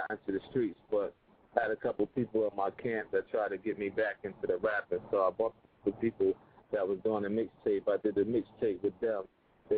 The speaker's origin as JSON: {"language": "English", "town": "Asbury Park", "region": "New Jersey", "country": "United States", "said": "I'm from Jersey, Asbury Park. We call that Dark City."}